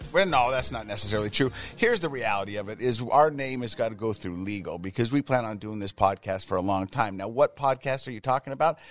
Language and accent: English; Ogden, Utah, United States; I'm from Ogden, Utah